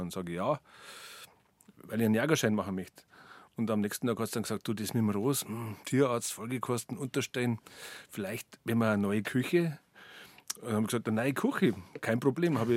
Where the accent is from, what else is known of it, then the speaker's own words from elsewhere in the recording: Kulbing, Bavaria, Germany; Rehe haben mich auch schon immer begeistert und zwar in meiner Kindheit im Berchtesgadener Land. Ich bin da in Kulbing bei Leobendorf bei Laufen aufgewachsen